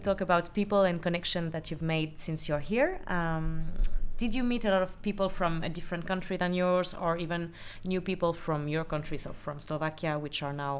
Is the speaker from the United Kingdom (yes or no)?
no; France; now in Sydney, Australia; I'm French.